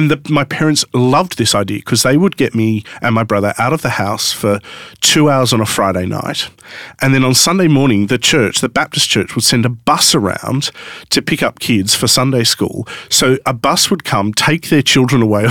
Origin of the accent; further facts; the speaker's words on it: Sydney, New South Wales, Australia; also born or lived in Newcastle; I grew up in Sydney